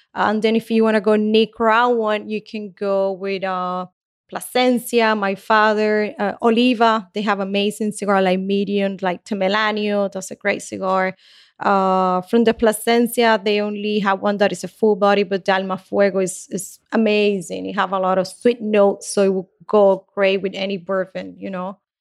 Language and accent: English; Havana, Cuba; now in Miami, United States; I was born in Cuba, in Havana